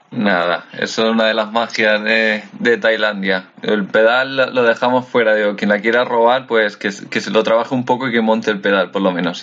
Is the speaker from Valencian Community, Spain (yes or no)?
yes; Valencia, Valencian Community, Spain; moved away as an adult; also born or lived in Madrid; Soy de Valencia, pero, pero estuve viviendo en Madrid varios años